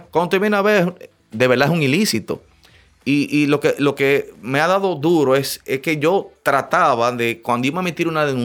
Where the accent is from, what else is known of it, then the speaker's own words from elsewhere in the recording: Dominican Republic; como dominicanos